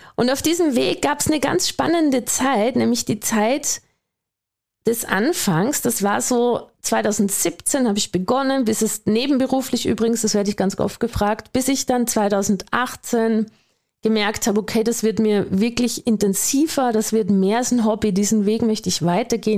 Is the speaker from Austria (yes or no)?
yes; Austria; accent: Austrian; Vielleicht hast du schon gehört an meinem Dialekt oder meinem Akzent besser gesagt, ich bin Österreicherin